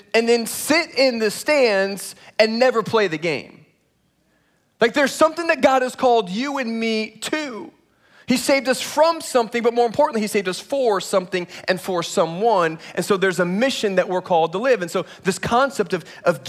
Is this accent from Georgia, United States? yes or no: no; Indiana, United States; now in Texas, United States; I was born in Indiana